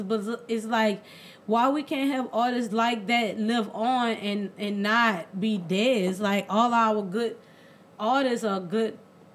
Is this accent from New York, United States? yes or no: no; New Orleans, Louisiana, United States; we're from New Orleans East Side. You know, and there's really not much out here.